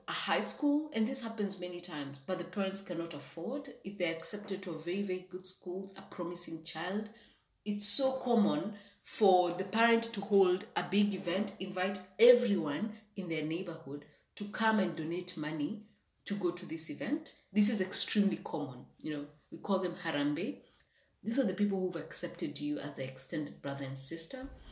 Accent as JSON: {"language": "English", "town": "Kitale", "region": "Trans-Nzoia County", "country": "Kenya", "tie": "born or raised there", "also_born_or_lived": "Nairobi", "second_language": "English", "moved": "as an adult", "lives_now": "London, United Kingdom", "said": "I also grew up for many years in Western Kenya in a town called Kitale"}